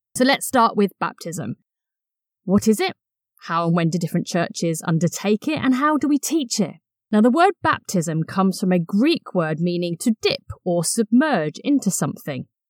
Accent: Brighton, South East England, United Kingdom; I grew up in Brighton and used to attend beach baptisms

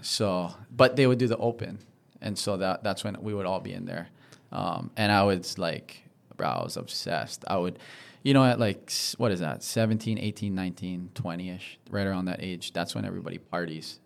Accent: Honolulu, Hawaii, United States; I'm from Diamond Head. Oh, I grew up surfing Diamond Head.

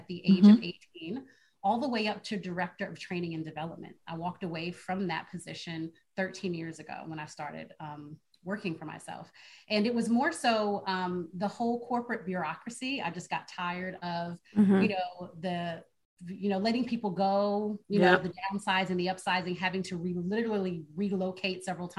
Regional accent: White Plains, New York, United States; I grew up in the hood, right? So I'm from New York, a little town called White Plains, New York.

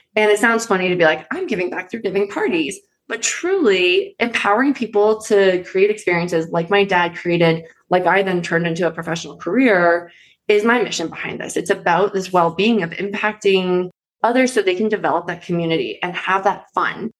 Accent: East Coast, United States; now in Colorado, United States; I'm from the East Coast originally

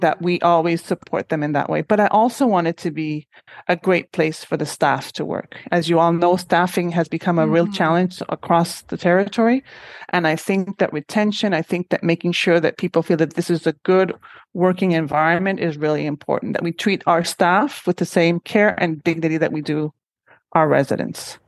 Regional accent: Honduras; moved away as an adult; also born or lived in Syracuse, United States; now in Montreal, Canada; I am originally from Honduras

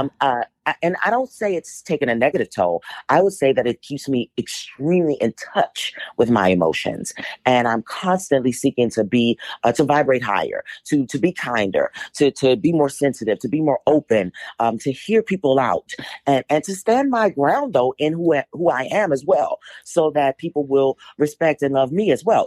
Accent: Washington, District of Columbia, United States; I was born and raised in Washington, D C.

